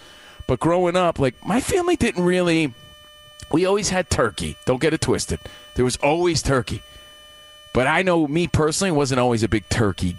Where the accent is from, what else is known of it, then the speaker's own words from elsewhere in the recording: New York, United States; we grew up in New York